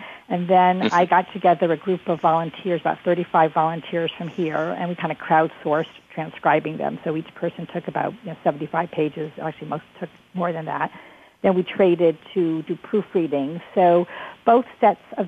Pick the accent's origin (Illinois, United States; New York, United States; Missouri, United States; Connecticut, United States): Connecticut, United States; New London; moved away as an adult; now in Alexandria, United States; I'm originally from New London, Connecticut